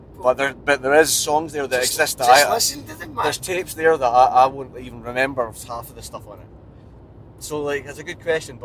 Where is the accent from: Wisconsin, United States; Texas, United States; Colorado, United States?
Wisconsin, United States; Milwaukee; I'm from Milwaukee, but even people that I know from Milwaukee